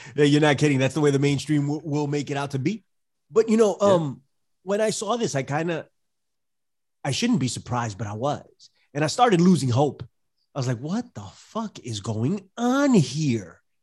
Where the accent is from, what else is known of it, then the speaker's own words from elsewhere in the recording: New York City, New York, United States; from the Bronx